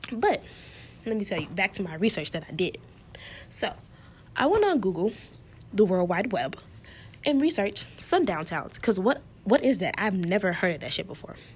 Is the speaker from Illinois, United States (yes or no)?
yes; Chicago, Illinois, United States; Because I'm from Chicago. We don't play that racist shit around here.